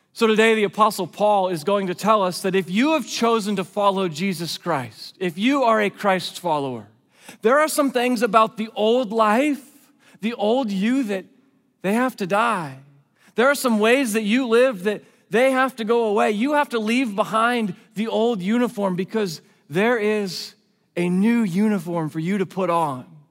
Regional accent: West Coast, United States; I grew up on the West Coast. I'm a West Coast kid

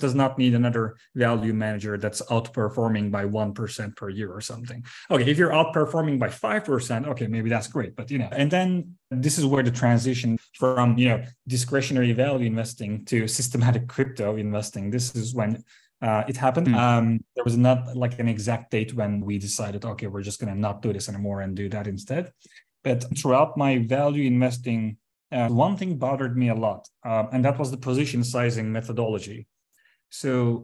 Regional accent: Turkey; moved away as an adult; also born or lived in London; I was born and raised in Turkey, and then I studied here in Istanbul

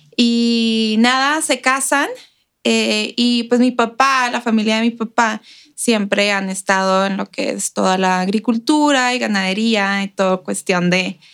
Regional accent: Ciudad Juárez, Chihuahua, Mexico; moved away as an adult; now in El Paso, United States; yo crecí en Juárez todos los días cruzando para ir a la escuela

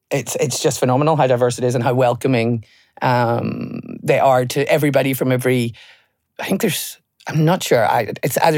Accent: Ireland; Well, I'm an Irish girl

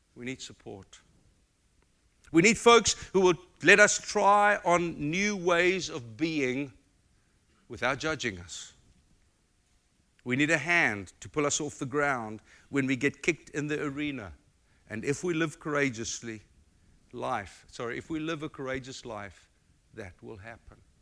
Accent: South Africa; accent: South African; moved away as an adult; now in United States; my South African accent

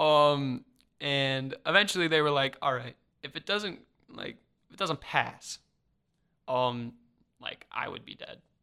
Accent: Mokena, Illinois, United States; I'm from Chicago

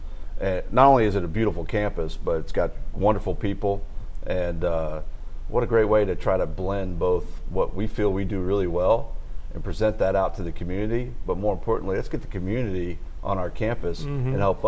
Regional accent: Dallas, Texas, United States; now in Shreveport, United States; I came from Dallas, Texas.

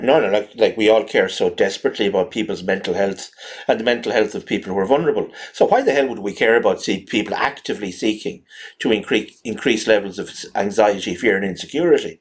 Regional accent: East Coast of Ireland, Leinster, Ireland; accent: generic East Coast, Wexford; I always thought of my accent as sort of generic East Coast, sort of Wicklow, Wexford, Kilkenny

